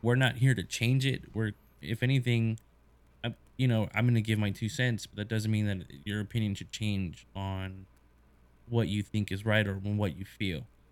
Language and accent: English; United States; obviously being American